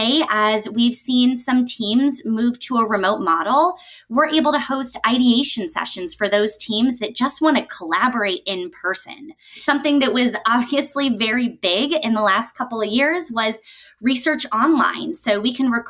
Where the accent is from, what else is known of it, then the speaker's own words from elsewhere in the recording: Denver, Colorado, United States; I was able to work as a client service specialist in my hometown of Denver with the Fieldwork team